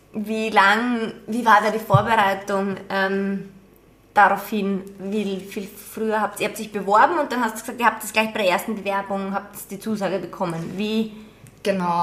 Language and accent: German; Austria; bei uns in Österreich